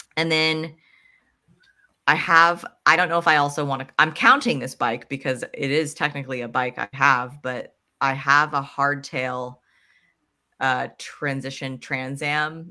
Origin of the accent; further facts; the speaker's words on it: Pennsylvania, United States; I grew up in Pennsylvania that's where I learned a mountain bike too